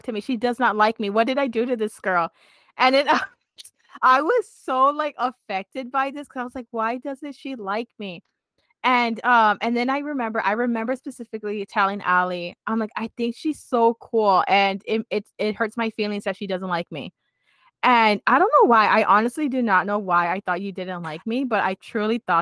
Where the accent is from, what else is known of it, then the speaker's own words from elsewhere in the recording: United States; we're from the States